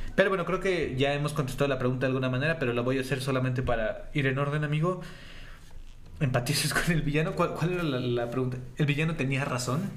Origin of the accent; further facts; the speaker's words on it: Mexico City, Mexico; somos de la Ciudad de México